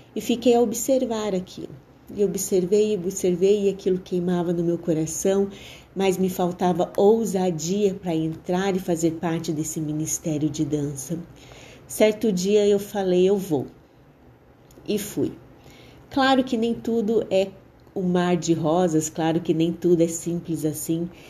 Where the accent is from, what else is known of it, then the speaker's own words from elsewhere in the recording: Londrina, Paraná, Brazil; also born or lived in Curitiba / Ibiporã; Todos sabem que eu sou curitibana, mas aos cinco anos de idade eu me mudei para Londrina